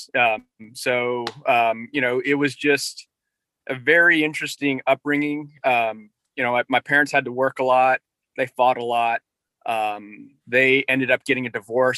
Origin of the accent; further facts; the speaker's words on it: Northern Virginia, United States; also born or lived in Korea / Norfolk, Virginia; I grew up in Northern Virginia. So I came from Korea when I was one.